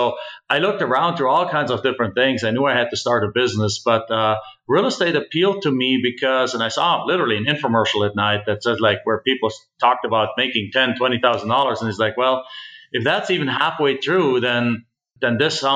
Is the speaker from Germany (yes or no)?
yes; Germany; moved away as an adult; now in United States; I'm actually originally from Germany